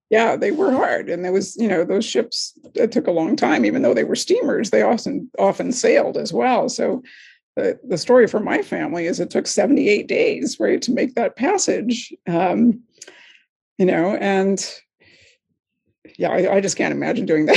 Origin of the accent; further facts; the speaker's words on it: Hawaii, United States; my hometown in hawaii